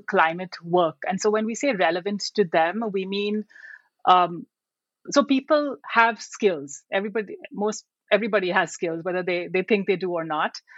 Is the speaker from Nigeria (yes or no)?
no; India; moved away as an adult; also born or lived in United Kingdom / Sri Lanka / Vietnam; now in United States; I grew up in India uh, and I went to college in India.